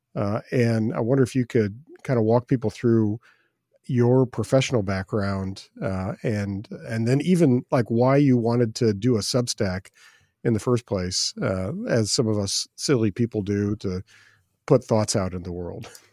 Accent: Midwest, United States; I'm I'm a Midwesterner

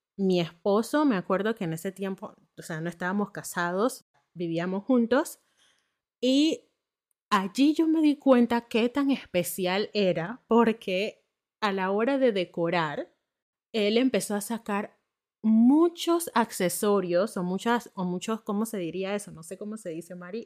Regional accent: Panama; moved away as an adult; also born or lived in northern Germany; now in Germany; soy de Panamá

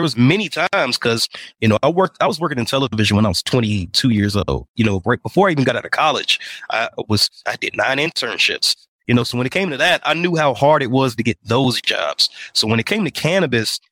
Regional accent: Indiana, United States; moved away as an adult; also born or lived in Atlanta, Georgia; now in Denver, United States; I'm from Indiana. I'm from the Midwest.

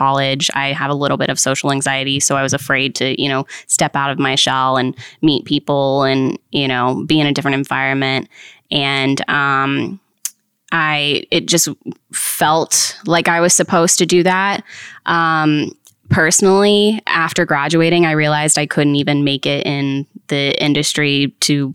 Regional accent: Haymarket, Virginia, United States; I grew up in Haymarket area

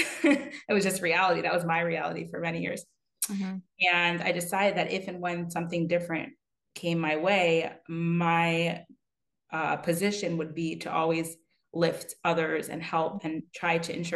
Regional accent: Pennsylvania, United States; now in New York, United States; I'm from Pennsylvania originally

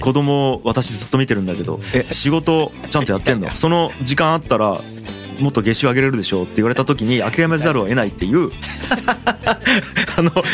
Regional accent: Fukuoka, Japan; 僕地元福岡なんで

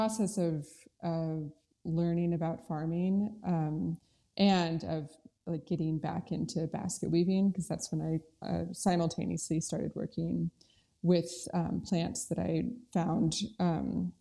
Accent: North Carolina, United States; also born or lived in Oregon / Colorado; I was born in Oregon, and then I moved to North Carolina when I was 10 and went to middle school and high school here.

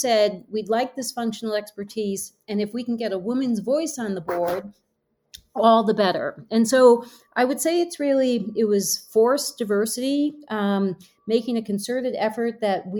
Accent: Connecticut, United States; moved away as an adult; also born or lived in New York City / Hong Kong / Europe; now in Jackson, United States; I grew up in Connecticut

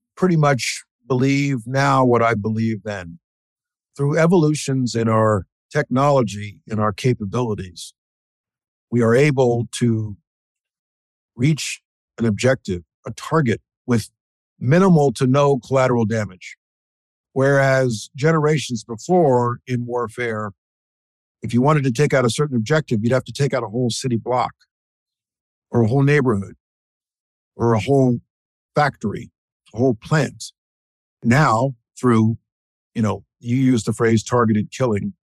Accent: New York, United States; I was born in New York. I'm a native New Yorker. I consider this my home.

